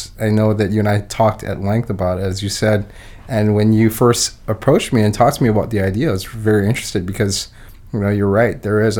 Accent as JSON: {"language": "English", "area": "Molokai", "region": "Hawaii", "country": "United States", "tie": "born or raised there", "also_born_or_lived": "Oregon", "moved": "as an adult", "lives_now": "Minnesota, United States", "said": "let's see. I was born and raised in Hawaii on a small island named Molokai, and the population of the island is roughly anywhere between 7,500 to 8,000 people. So I grew up there, born and raised."}